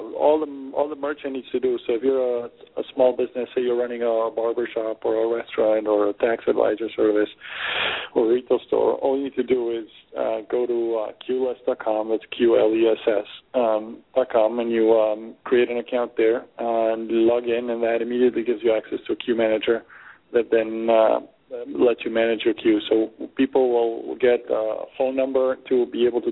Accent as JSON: {"language": "English", "country": "Argentina", "tie": "born or raised there", "also_born_or_lived": "Germany / Peru / Boston / California", "moved": "yes", "said": "I was born and raised in Argentina."}